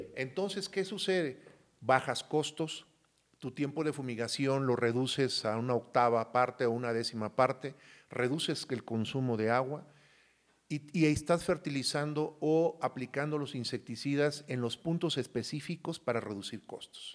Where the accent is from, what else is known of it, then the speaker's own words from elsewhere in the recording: Coatzacoalcos, Veracruz, Mexico; also born or lived in Yurécuaro, Michoacán; yo soy de un lugar que se llama Yurecuaro, Michoacán, me crié mucho tiempo en Coaxacualcos, Veracruz.